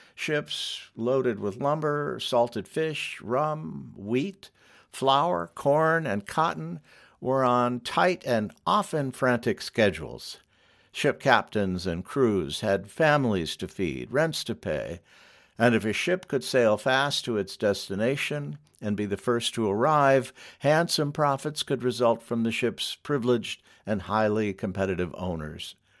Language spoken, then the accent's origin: English; Michigan, United States; also born or lived in New York; I grew up boating on the lakes of Michigan